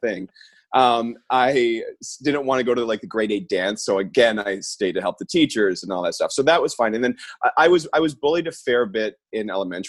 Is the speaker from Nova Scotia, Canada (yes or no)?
no; Orangeville, Ontario, Canada; I grew up in a town called Orangeville, which is like an hour outside of Toronto